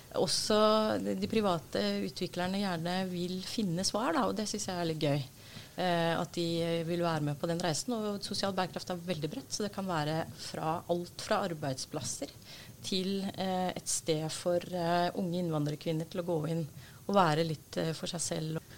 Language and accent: Norwegian; Oslo, Norway; er født og oppvokst i Oslo